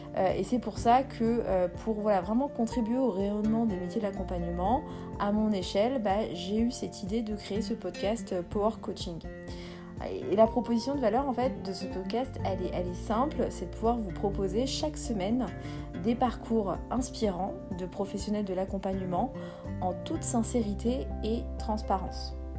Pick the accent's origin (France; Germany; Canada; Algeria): Algeria; Béjaïa Province; je suis née en Algérie. Euh, donc je suis kabyle berbère. Je, je viens de la euh, wilaya de Béjaïa